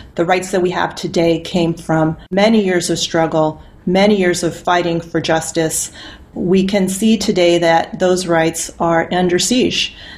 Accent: Yuma, Arizona, United States; moved away; I grew up in Yuma, Arizona, which is on the border where Arizona and Mexico and California come together.

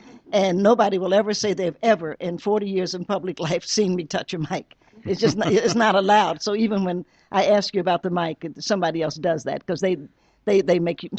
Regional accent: Cincinnati, Ohio, United States; also born or lived in Knoxville, Tennessee; now in Blacksburg, United States; I'm actually a Tennessean by birth. I was born in Knoxville, Tennessee, at the old Knoxville Baptist Hospital, for those of you who know that. It no longer exists. And I grew up in Cincinnati, which, though Cincinnati doesn't say it, is actually the top of Appalachia.

